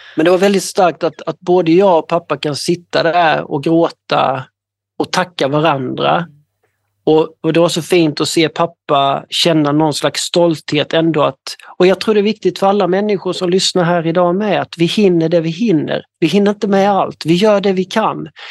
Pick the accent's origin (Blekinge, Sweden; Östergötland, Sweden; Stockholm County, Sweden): Blekinge, Sweden; Ronneby; Jag kommer ifrån eh, södra Sverige, i något som heter Ronneby i, i länet Blekinge